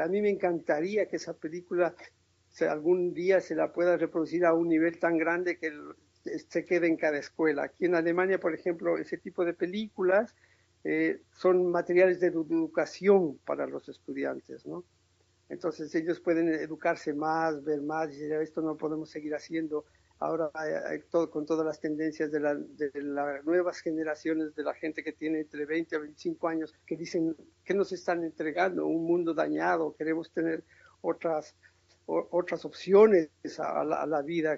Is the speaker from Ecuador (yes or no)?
yes; Tulcán, Carchi, Ecuador; moved away as an adult; now in Europe; mi ciudad natal, a Tulcán